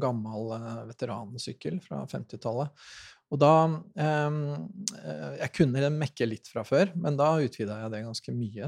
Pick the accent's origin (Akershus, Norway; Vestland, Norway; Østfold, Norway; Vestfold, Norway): Østfold, Norway; Sarpsborg; jeg er jo fra Sarpsborg